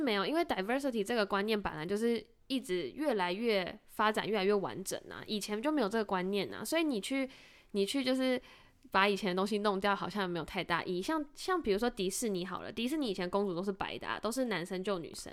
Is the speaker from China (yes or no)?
no; Zhongli, Taoyuan, Taiwan; 我出生在中立，然后中立是一个外劳非常多的地方